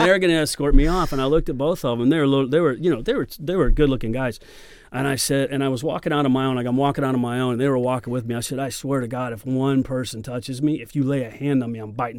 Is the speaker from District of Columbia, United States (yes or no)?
no; Oklahoma, United States; You're right. I'm not from here. I'm from Oklahoma and I'll break your fucking hip.